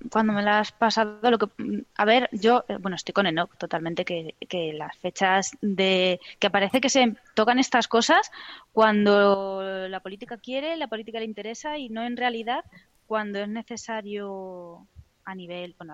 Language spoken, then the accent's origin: Spanish; Almagro, Castilla-La Mancha, Spain; now in Madrid, Spain; Yo soy de Almagro.